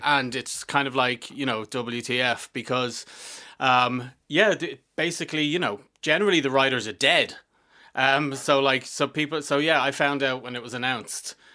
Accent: Dublin, Leinster, Ireland; I'm from Fingless

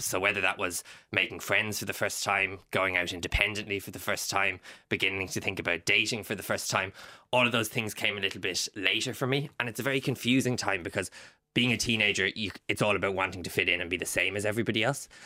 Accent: Ireland; being Irish

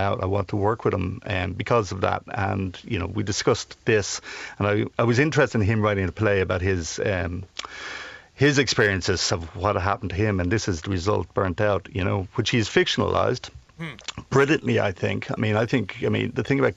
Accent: Dublin, Leinster, Ireland; my background is, I'm from Tallaght, you know, which is a vast working estate, West Dublin

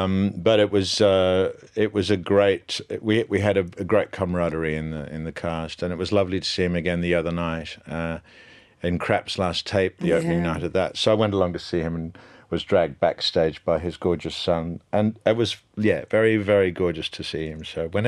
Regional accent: Nigeria; I'm Nigerian. I'm actually Nigerian.

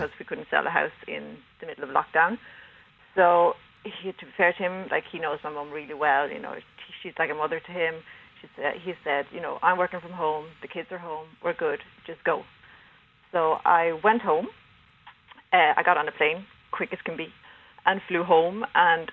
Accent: Sweden; moved away as an adult; also born or lived in Denmark; now in Ireland; I'm Danish. But okay. I grew up in Sweden.

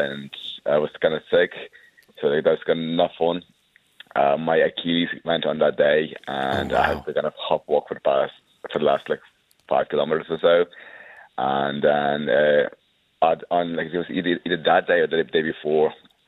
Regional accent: Wicklow, Leinster, Ireland; also born or lived in Ukraine; I was born in Ukraine, but I grew up and lived up most of my life in Wicklow Town.

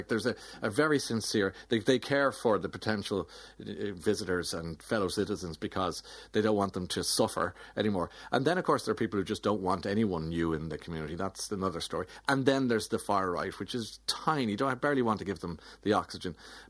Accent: Australia; we're Australian and so forth.

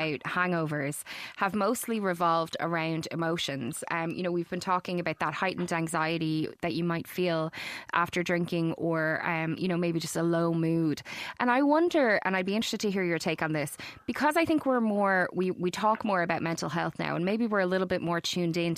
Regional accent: Ireland; our culture as Irish people

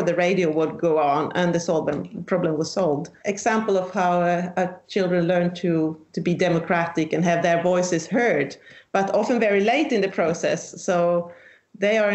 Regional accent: southern Sweden, Sweden; I'm from Sweden, the southern part of Sweden.

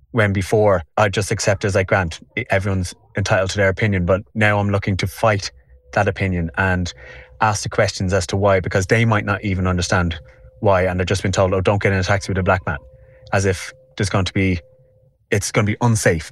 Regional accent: Dublin, Leinster, Ireland; I'm from Walkinstown. I was born here.

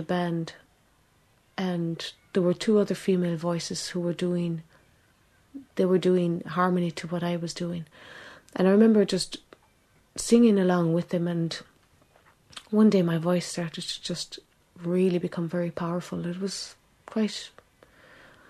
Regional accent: Ireland; also born or lived in England; I was born in England, and a few months after I was born, she came to Ireland

